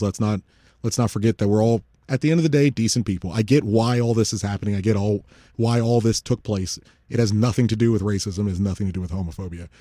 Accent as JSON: {"language": "English", "country": "United States", "said": "as an American citizen"}